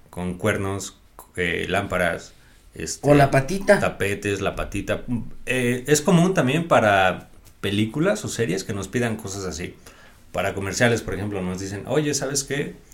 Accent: Mexico City, Mexico; De la Ciudad de México.

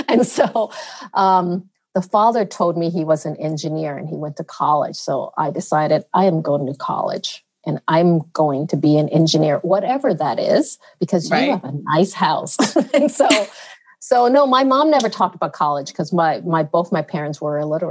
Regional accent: United States; born or raised there; English is a second language; also born or lived in China

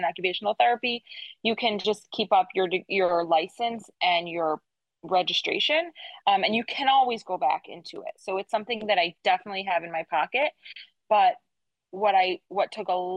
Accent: Detroit, Michigan, United States; moved away as an adult; now in Hollywood, United States; I'm from Detroit originally

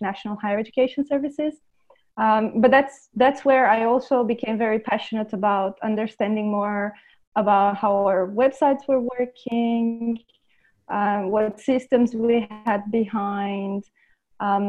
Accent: Romania; also born or lived in London, United Kingdom; now in Lisbon, Portugal; I am originally from Romania

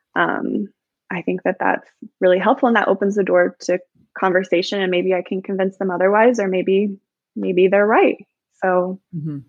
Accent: Illinois, United States; I'm from Illinois

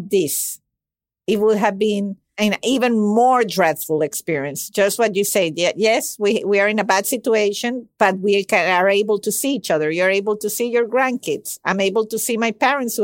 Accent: Venezuela; English is a second language; I was born and raised in Venezuela, where he immigrated to.

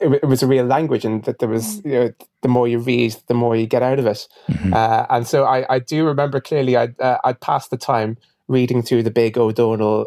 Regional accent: Ireland; my background is I'm half Irish and half Ghanaian

